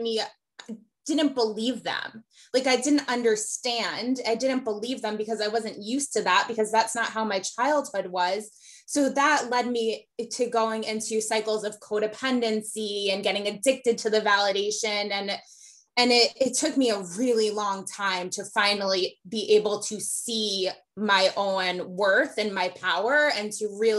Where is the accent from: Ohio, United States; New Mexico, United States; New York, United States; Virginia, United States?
New York, United States; Metro; growing up in Metro New York in a very progressive area